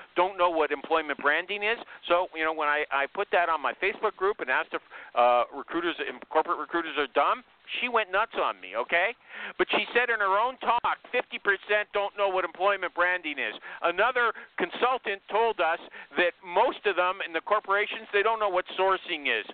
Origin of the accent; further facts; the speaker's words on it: Canada; I'm a Canadian